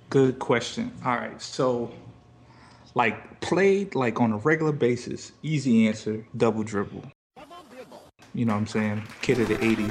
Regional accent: Silver Spring, Maryland, United States; I'm from Silver Spring, Maryland

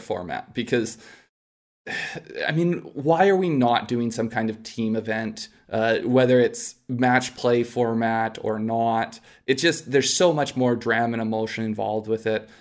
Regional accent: Canada; we're Canadian

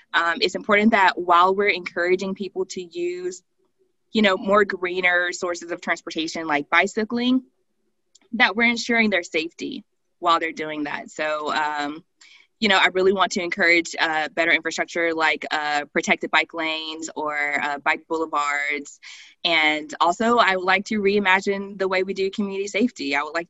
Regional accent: the South, United States; Well, I definitely growing up in the South, I have a large understanding of policing and institutional racism.

